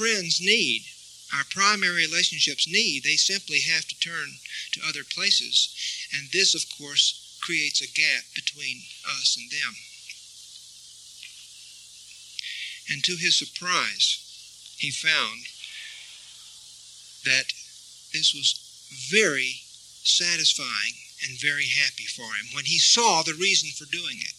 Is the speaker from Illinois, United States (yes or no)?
no; Texas, United States; now in Santa Fe, United States; I grew up in Texas and we had rattlesnakes all over the place